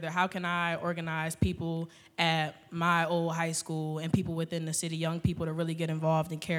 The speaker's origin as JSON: {"language": "English", "town": "Philadelphia", "region": "Pennsylvania", "country": "United States", "said": "I'm from North Philadelphia."}